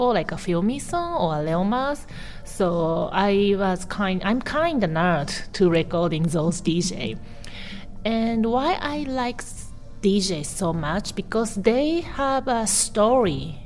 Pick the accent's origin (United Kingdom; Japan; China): Japan; Tokyo; English is a second language; also born or lived in Taiwan; I was born in Taiwan and I raised up in Tokyo, so I'm always struggle with my identity.